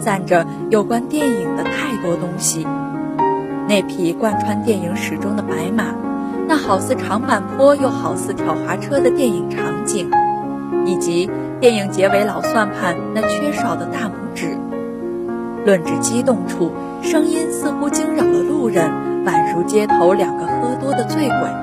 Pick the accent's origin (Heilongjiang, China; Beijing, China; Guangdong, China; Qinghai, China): Heilongjiang, China; moved away as an adult; now in Nanjing, China; 来自黑龙江，我在南京大学，距离我的家乡两千六百一十一公里